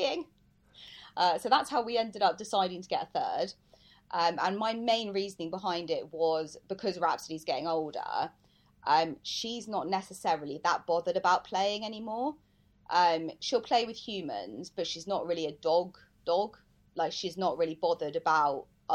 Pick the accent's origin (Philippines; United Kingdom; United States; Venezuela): United Kingdom; I am British.